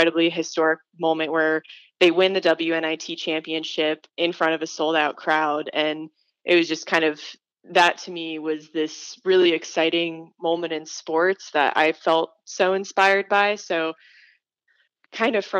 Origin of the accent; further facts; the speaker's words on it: Tucson, Arizona, United States; I'm from Tucson, and I grew up going to a lot of sporting events with my parents.